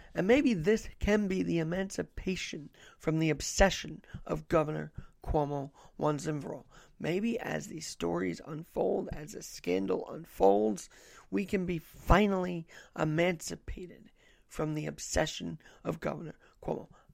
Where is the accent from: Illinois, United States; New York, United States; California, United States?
New York, United States; New York City; As a guy born and bred in New York City